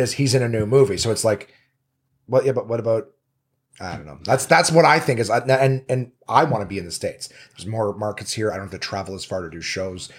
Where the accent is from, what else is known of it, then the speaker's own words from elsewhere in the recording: Canada; now in Los Angeles, United States; as a Canadian